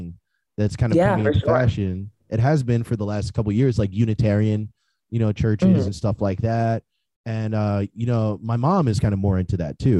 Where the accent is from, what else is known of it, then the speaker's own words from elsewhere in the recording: New Jersey, United States; I'm from New Jersey originally. You know, I was born and raised in Jersey